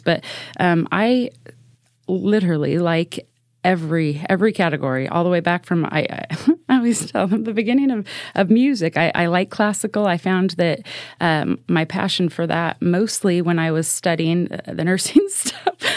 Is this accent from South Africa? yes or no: no; Salem, Oregon, United States; I was born and raised in Salem Kaiser